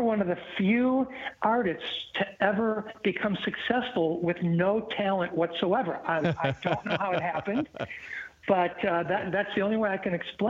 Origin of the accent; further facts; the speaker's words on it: Illinois, United States; moved away; Yeah, good to be heard in my home state of Illinois, man.